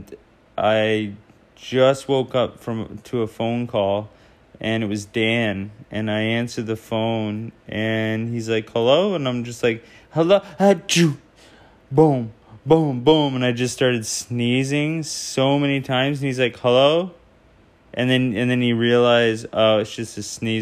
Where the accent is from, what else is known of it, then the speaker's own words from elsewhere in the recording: Ontario, Canada; now in Vancouver, Canada; Ontario originally, and I live in Vancouver now.